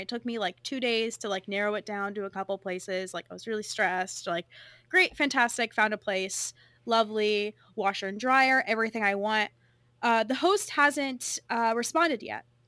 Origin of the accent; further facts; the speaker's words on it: California, United States; accent: California; my California accent